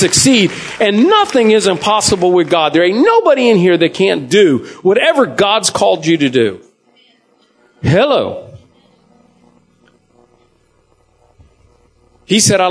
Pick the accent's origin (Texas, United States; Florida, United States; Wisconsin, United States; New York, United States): Florida, United States; Jacksonville; I'm from Jacksonville, Tallahassee